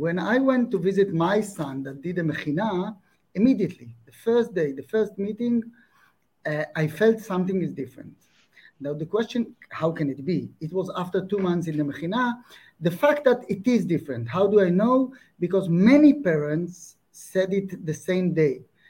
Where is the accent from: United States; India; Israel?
Israel; I grew up in Israel all my life.